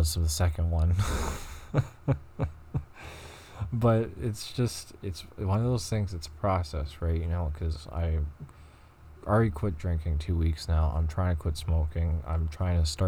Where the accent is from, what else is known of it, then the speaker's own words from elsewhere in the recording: Montreal, Quebec, Canada; I'm from Montreal, so I'm going to be speaking French